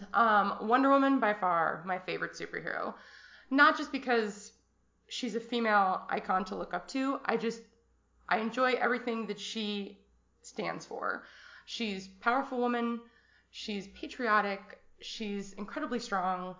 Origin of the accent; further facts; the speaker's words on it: Arizona, United States; 34, I'm from Arizona.